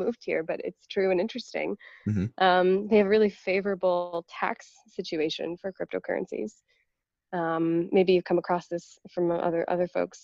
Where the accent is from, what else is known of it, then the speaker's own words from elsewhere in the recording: Canada; moved away as an adult; also born or lived in Toronto; now in Berlin, Germany; I'm from Canada originally. So I lived in Toronto for a long time, and now I live in Berlin, Germany.